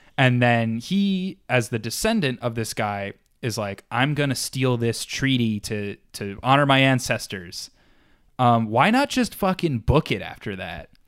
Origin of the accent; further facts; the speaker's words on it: New York, United States; I am the New York lawyer, 'cause I am from New York